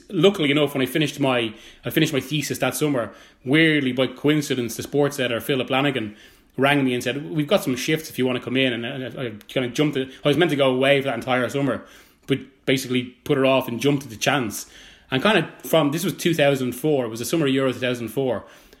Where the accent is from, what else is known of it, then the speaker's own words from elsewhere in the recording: Dublin, Leinster, Ireland; moved away; My mum's from Navarra. But I grew up in Dublin and I studied journalism in Dublin.